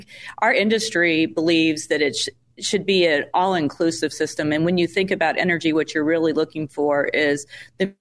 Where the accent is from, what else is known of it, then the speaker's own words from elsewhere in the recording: California, United States; now in Texas, United States; I grew up in California and moved out to Texas